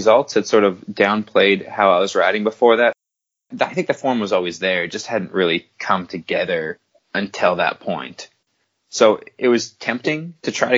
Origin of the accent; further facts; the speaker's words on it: Canada; as a Canadian